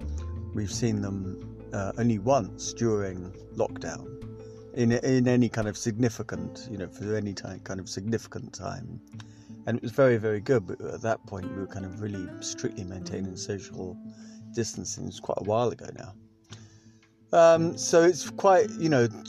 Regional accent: United Kingdom; we're British

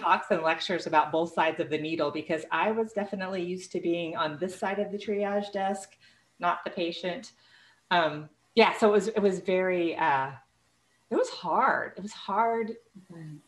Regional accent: Illinois, United States; moved away as an adult; now in Texas, United States; I grew up in Illinois.

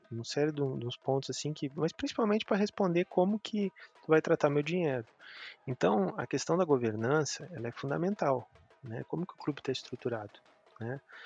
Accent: Pelotas, Rio Grande do Sul, Brazil; also born or lived in Porto Alegre; now in Belo Horizonte, Brazil; Então todos nós estamos fora de Pelotas. E eu, depois que vim para Belo Horizonte, fazia 11 anos, e tive em Porto Alegre um, um período também

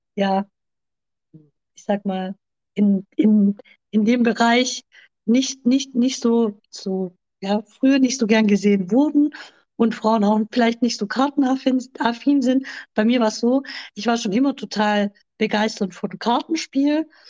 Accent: near Stuttgart, Baden-Württemberg, Germany; Ich komme aus der Nähe von Stuttgart. Ich lebe hier zusammen mit meinem Freund Carmelo

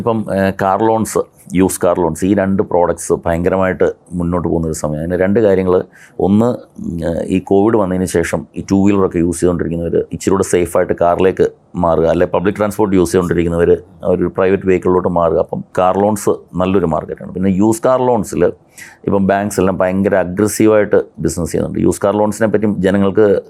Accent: Kottayam, Kerala, India; ഞാൻ കോട്ടയത്ത് ജനിച്ചു വളർന്ന ആളാണ്

